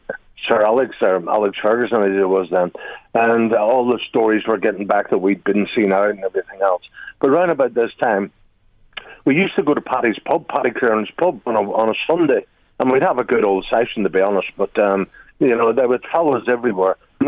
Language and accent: English; Belfast, Northern Ireland, United Kingdom; When you're a kid growing up in Belfast, in the back streets there, kicking the ball against the gable wall.